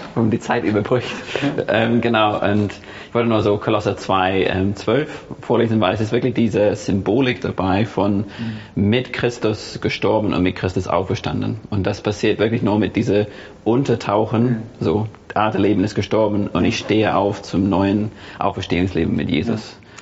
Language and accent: German; England, United Kingdom; German is a second language; now in Germany; ich bin in der anglikanischen Kirche aufgewachsen. Ich komme aus England